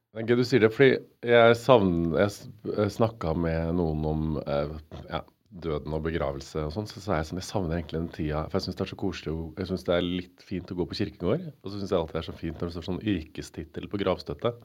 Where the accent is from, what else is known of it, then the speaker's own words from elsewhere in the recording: Stjørdal, Trøndelag, Norway; moved away as an adult; now in Oslo, Norway; jeg flytta til Oslo fra Stjørdal eh, og Trøndelag. For i Trøndelag var jeg sånn, eh, hadde jo verdens fineste ungdomstid med verdens beste venner